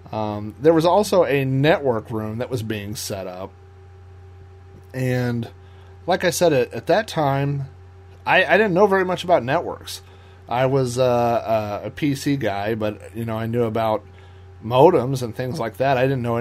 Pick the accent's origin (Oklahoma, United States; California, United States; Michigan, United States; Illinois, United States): Oklahoma, United States; obviously you had people from Denver, I was from Oklahoma, Texas.